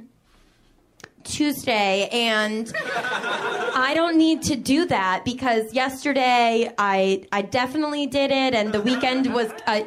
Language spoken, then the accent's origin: English; Boston, Massachusetts, United States; I am from Boston